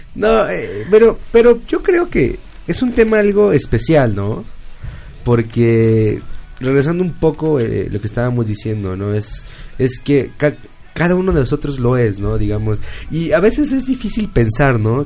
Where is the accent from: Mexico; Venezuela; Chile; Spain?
Mexico; como mexicanos